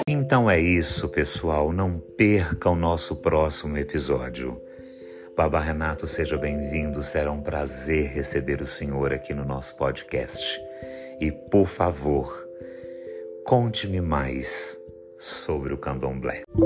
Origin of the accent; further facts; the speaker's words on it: Ituiutaba, Minas Gerais, Brazil; sou da cidade de Tuiutaba, Minas Gerais